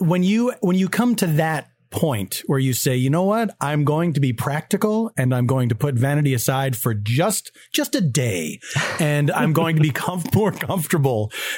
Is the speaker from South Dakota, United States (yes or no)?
no; Philadelphia, Pennsylvania, United States; moved away; I come from Philadelphia, which is a place of humidity.